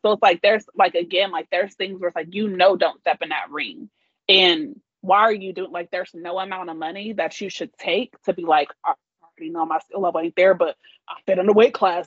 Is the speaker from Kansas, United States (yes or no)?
yes; Kansas, United States; I'm from Kansas